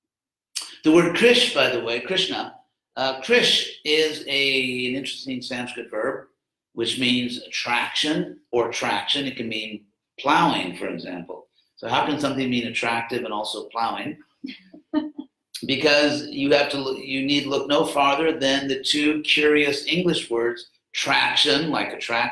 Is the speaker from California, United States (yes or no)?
yes; Southern California, United States; I grew up in Southern California, had a really great family